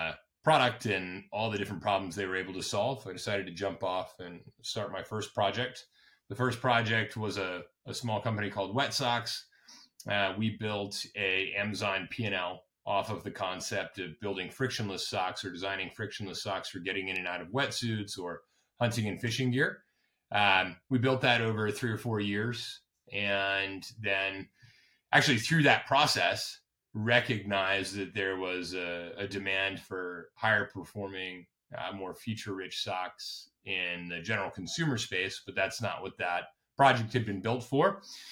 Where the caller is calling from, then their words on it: Hudson Valley, New York, United States; I am calling from upstate New York. We are in Hudson Valley, New York, about 2 hours north of Manhattan.